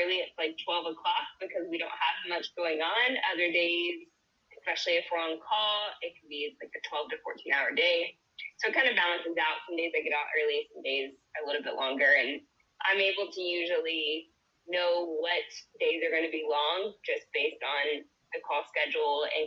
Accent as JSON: {"language": "English", "town": "Nacogdoches", "region": "Texas", "country": "United States", "said": "I am from Nacogdoches, Texas, so a small town in East Texas."}